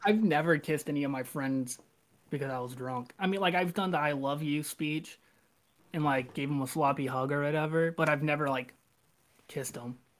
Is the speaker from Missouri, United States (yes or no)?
yes; Arnold, Missouri, United States; I'm from like Jefferson County, so like Arnold